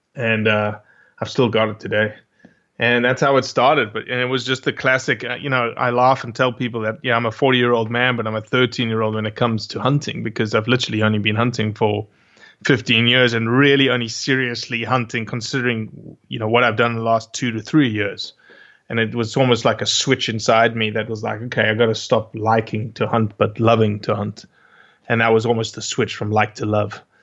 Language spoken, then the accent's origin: English; Johannesburg, Gauteng, South Africa; accent: South African; moved away as an adult; now in Bay Saint Louis, United States; Originally, obviously, I'm from Johannesburg, South Africa.